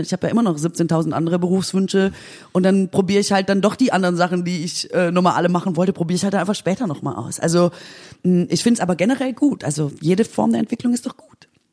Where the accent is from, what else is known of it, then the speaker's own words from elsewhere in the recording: Aalen, Baden-Württemberg, Germany; moved away; ich komme ja aus Aalen, also wirklich aus, aus der schwäbischen Provinz